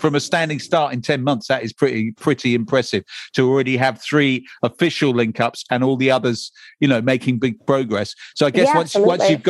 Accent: Brentford, London, United Kingdom; When I grew up in Brentford

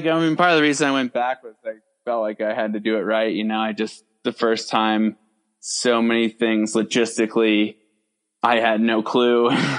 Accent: New York, United States; moved away as an adult; now in Alta, United States; I grew up in New York, so I was probably 2 hours from the closest trailhead, Appalachian trailhead.

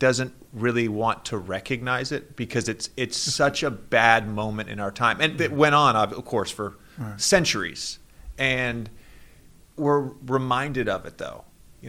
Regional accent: Virginia, United States; moved away as an adult; Growing up in Virginia in public schools

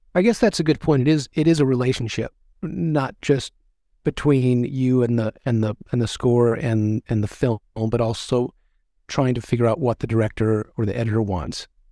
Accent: West Monroe, Louisiana, United States; I was born in Monroe, actually West Monroe

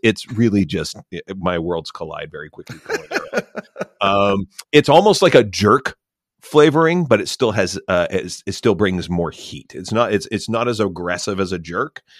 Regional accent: Canada; as a Canadian

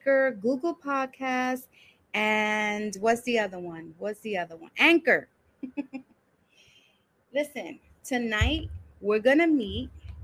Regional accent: New York City, New York, United States; also born or lived in Brooklyn / The Bronx; I was born in Brooklyn, raised in Washington Heights

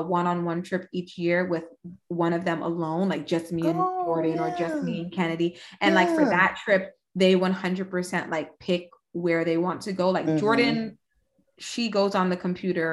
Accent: Jamaica; I'm Jamaican

